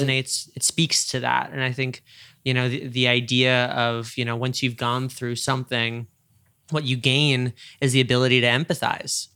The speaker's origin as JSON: {"language": "English", "region": "New York", "country": "United States", "moved": "yes", "said": "being a New Yorker out here"}